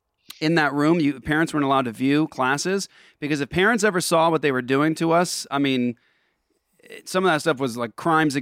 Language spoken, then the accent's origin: English; Japan; also born or lived in Netherlands; I mean, I grew up in Japan and Holland.